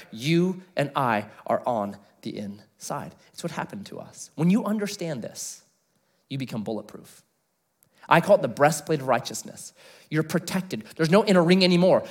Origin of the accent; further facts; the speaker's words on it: United States; Before I'm an American, I'm a Christian